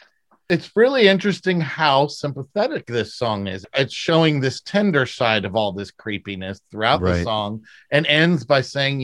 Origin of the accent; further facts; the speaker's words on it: United States; I'm an American